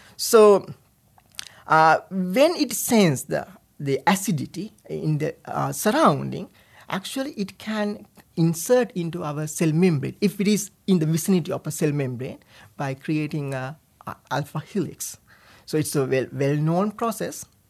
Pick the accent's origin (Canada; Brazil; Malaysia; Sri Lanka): Sri Lanka; moved away as an adult; also born or lived in Rhode Island, United States; now in United States; I was born and raised in Sri Lanka